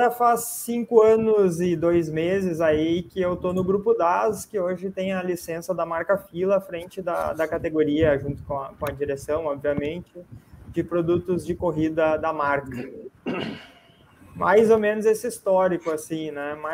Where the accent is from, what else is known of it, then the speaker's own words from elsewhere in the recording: Sapiranga, Rio Grande do Sul, Brazil; Sim, sou de Sapiranga, uma cidade do interior do Rio Grande do Sul, Uh, nascido aqui, agora moro numa cidade vizinha.